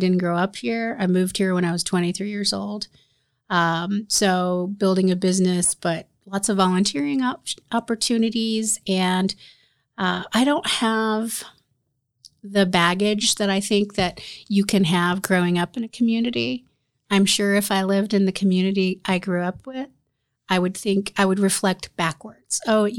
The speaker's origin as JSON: {"language": "English", "region": "Indiana", "country": "United States", "tie": "born or raised there", "lives_now": "Marion, United States", "said": "So we moved back, and I grew up primarily in Madison County. I went to Anderson Highland, and then I went to Ball State from there."}